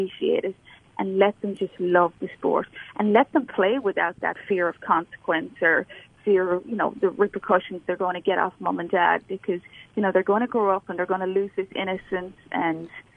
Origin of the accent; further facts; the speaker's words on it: Ireland; moved away as an adult; also born or lived in North Carolina, United States; now in Alabama, United States; I'm from Ireland. So I grew up playing junior golf back there